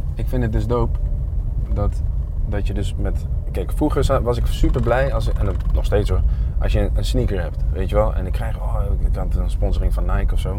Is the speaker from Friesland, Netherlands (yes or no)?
no; Zwolle, Overijssel, Netherlands; ja, we komen uit Zwolle. En daar zijn we trots op